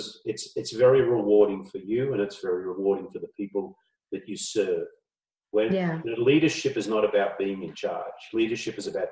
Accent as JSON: {"language": "English", "country": "Australia", "tie": "born or raised there", "moved": "yes", "said": "I grew up in Australia years ago."}